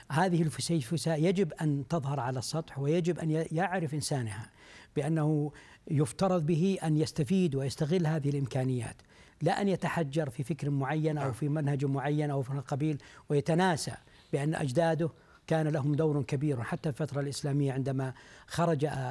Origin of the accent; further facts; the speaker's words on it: Saudi Arabia; عندنا في المملكة العربية السعودية